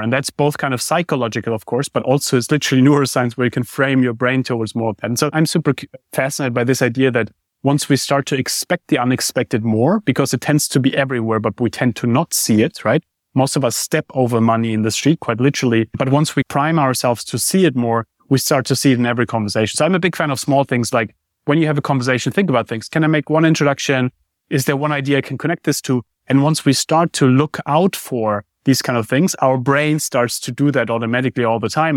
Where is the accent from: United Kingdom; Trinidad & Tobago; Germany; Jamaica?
Germany; moved away; I grew up in Germany.